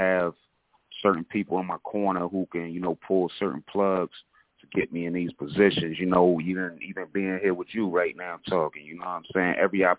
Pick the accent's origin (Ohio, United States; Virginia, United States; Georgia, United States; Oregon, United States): Georgia, United States; Atlanta; also born or lived in Paterson, New Jersey; I'm originally from Paterson, New Jersey, by way of Atlanta, Georgia